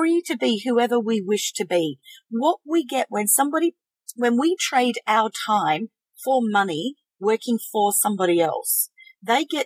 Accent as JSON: {"language": "English", "region": "South Australia", "country": "Australia", "said": "we're from South Australia"}